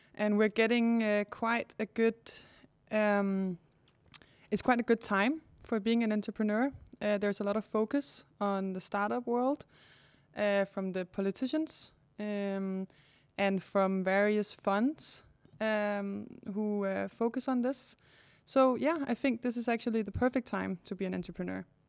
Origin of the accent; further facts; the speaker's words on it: Denmark; also born or lived in Cambodia; I'm born in Denmark